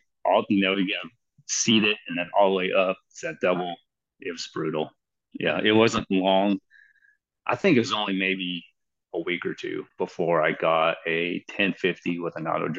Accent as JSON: {"language": "English", "region": "Western Kansas", "country": "United States", "tie": "born or raised there", "moved": "yes", "lives_now": "Kannapolis, United States", "said": "So I grew up in Western Kansas. Grew up hunting, goose, duck, pheasant, all that stuff."}